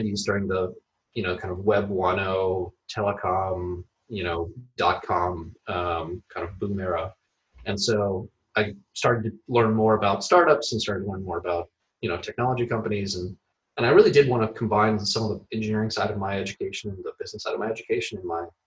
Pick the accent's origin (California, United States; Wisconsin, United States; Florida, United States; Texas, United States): Florida, United States; Tampa; moved away as an adult; also born or lived in Philadelphia; I grew up in Tampa, Florida, born and raised there